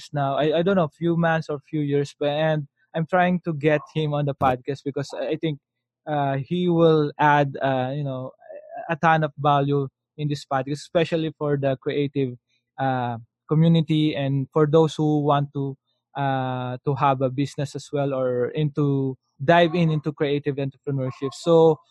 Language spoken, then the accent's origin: English; Philippines; as a kid, as a Filipino kid